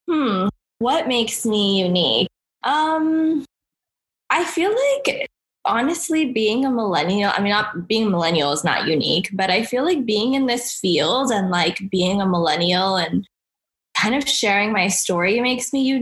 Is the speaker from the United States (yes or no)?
yes; Los Angeles, California, United States; I was born and raised in Southern California in Los Angeles